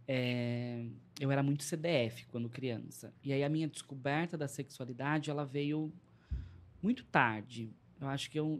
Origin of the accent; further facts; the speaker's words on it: São Paulo, Brazil; also born or lived in São Bernardo do Campo; eu sou de lá, mas fui, cresci, eh, fui criado na Zona Leste de São Paulo